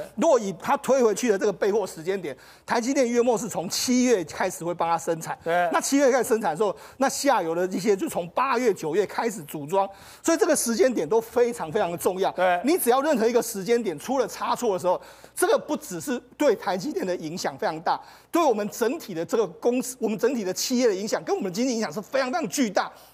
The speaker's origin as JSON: {"language": "Chinese", "country": "Taiwan", "said": "我们台湾人"}